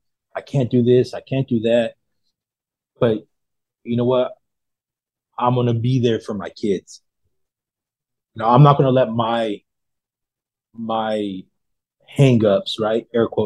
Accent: Modesto, California, United States; I'm from Modesto, so like by like Stockton.

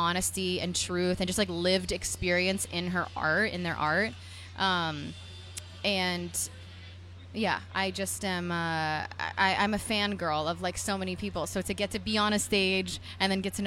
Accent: New Jersey, United States; I'm from New Jersey, and I, you know, started playing in dive bars

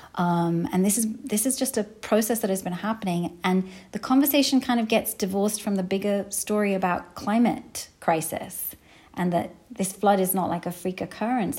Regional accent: London, United Kingdom; now in Minnesota, United States; I grew up in London, but we went pretty much every year to Pakistan

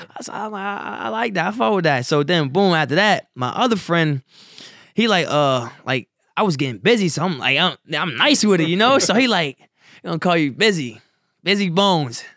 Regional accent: Wilmington, Delaware, United States; also born or lived in Salisbury, North Carolina; I was born in Salisbury, North Carolina, but I grew up in Wilmington, Delaware

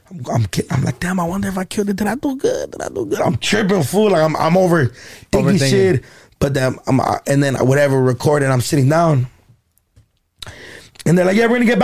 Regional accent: Los Angeles, California, United States; I grew up in downtown LA, Echo Park area

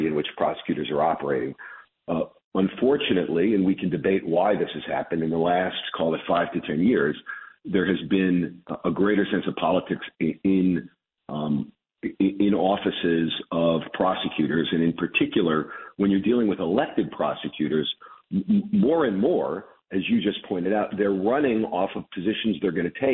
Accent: Chicago, Illinois, United States; also born or lived in Brooklyn, New York; I was born in Brooklyn when I was a kid, in 1968, my parents moved me to Chicago

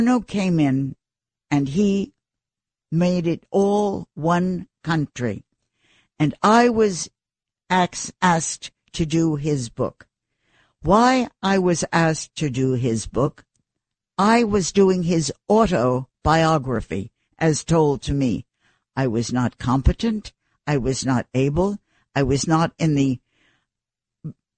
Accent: New York City, New York, United States; I was nobody from New York City

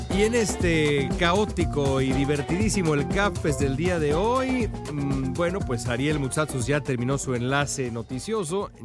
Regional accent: Mexico; no porque sea yo mexicano

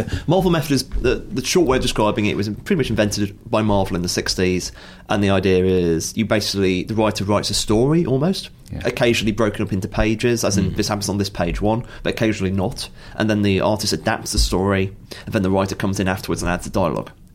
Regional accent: Stafford, West Midlands, United Kingdom; I'm from Stafford

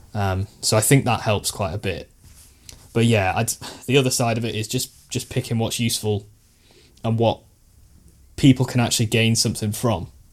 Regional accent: Stoke-on-Trent, West Midlands, United Kingdom; born or raised there

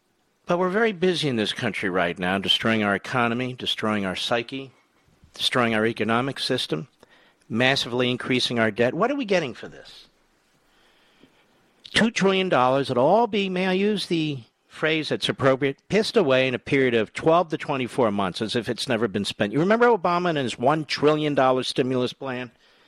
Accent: Philadelphia, Pennsylvania, United States; where I grew up in Philadelphia, that's what we called them.

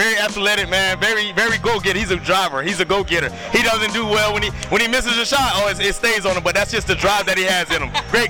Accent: Westchester, New York, United States; Yeah. I'm from Westchester, New York.

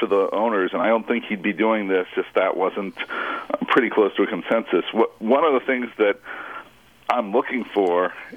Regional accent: Phoenix, Arizona, United States; I'm from Phoenix, Arizona

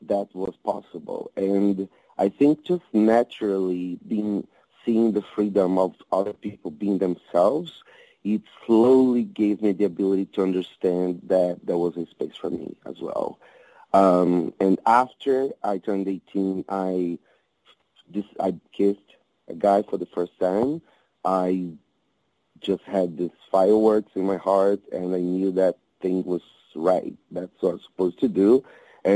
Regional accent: Maceió, Alagoas, Brazil; English is a second language; moved away as an adult; also born or lived in São Paulo, Brazil; now in United States; raised Brazilian from the Northeast. Small town like Puerto Rico called Maceió, and I moved into the U.S. when I was 25

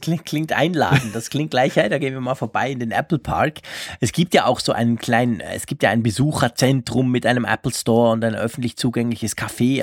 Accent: Switzerland; bei uns in der Schweiz

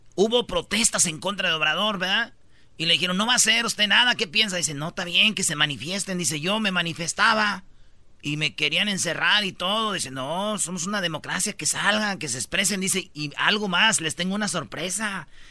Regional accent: Jiquilpan, Michoacán, Mexico; moved away; en Jiquilpan, Michoacán, de donde yo soy

